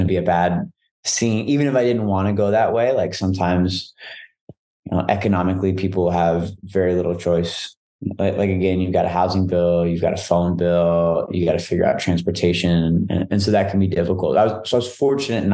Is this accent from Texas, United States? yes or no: yes; Dallas, Texas, United States; I'm from Dallas, all around Dallas